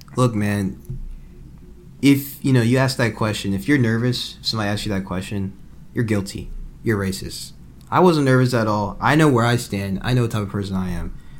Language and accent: English; Atlanta, Georgia, United States; I'm from Atlanta. I grew up in Atlanta. I'm born in Atlanta